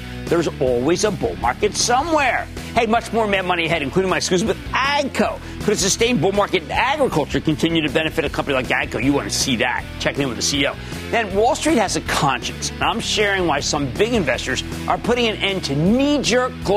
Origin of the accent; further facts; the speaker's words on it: New Jersey, United States; in my home state of New Jersey